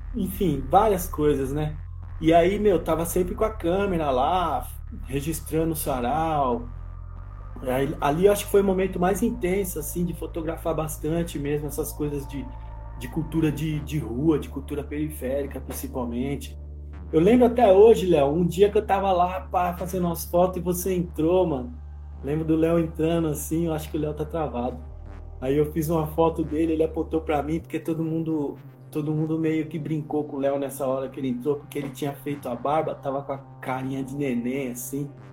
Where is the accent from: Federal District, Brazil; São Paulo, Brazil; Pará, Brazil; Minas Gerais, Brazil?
São Paulo, Brazil; chegaram primeiramente no Capão Redondo, que foi onde eu nasci